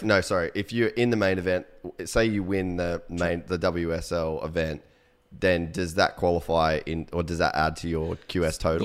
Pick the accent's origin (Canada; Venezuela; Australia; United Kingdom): Australia; Cairns, Queensland; moved away as an adult; also born or lived in United States; we grew up in Cairns